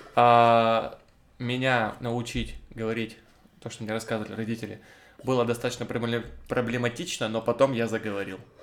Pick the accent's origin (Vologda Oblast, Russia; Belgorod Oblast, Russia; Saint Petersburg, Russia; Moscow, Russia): Vologda Oblast, Russia; Cherepovets; я из Череповца